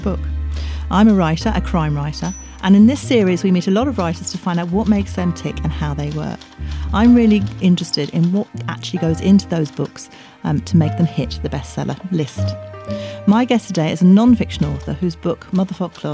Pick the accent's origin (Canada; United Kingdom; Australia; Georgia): United Kingdom; England; moved away as an adult; now in Ireland; I'm an English person